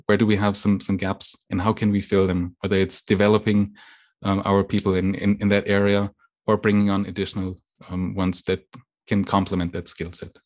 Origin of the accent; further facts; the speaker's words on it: western Germany, Germany; English is a second language; moved away as an adult; also born or lived in Lake Constance, Germany / East Coast, United States; now in United States; I was born and, and raised in, in Germany. um, on the western side of Germany, very close to the border with France